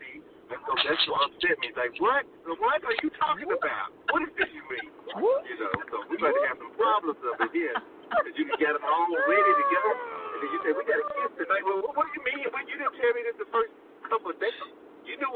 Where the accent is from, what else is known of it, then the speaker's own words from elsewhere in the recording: Alabama, United States; that's where I'm from. I'm from Alabama